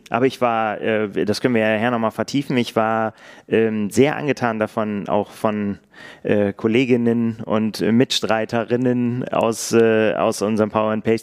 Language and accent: German; Northern Germany, Germany; ich darf das sagen, als Norddeutscher sind das Berge